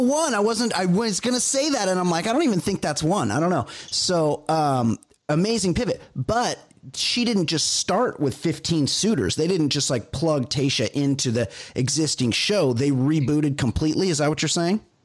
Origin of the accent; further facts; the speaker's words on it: Costa Mesa, California, United States; I'm from Costa Mesa